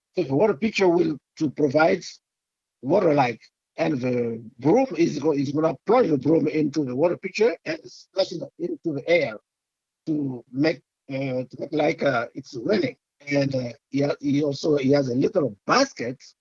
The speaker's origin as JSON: {"language": "English", "country": "Côte d’Ivoire", "first_language": "French", "second_language": "English", "moved": "as an adult", "lives_now": "Los Angeles, United States", "said": "I'm from West Africa, but Ivory Coast, called Cote d'Ivoire."}